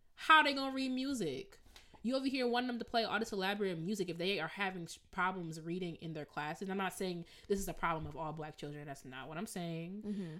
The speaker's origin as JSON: {"language": "English", "town": "Evanston", "region": "Illinois", "country": "United States", "moved": "yes", "lives_now": "Rochester, United States", "said": "I'm from Evanston"}